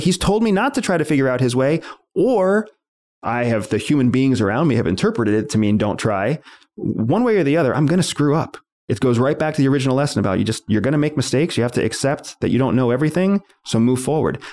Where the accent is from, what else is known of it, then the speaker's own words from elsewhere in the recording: United States; I was born in this country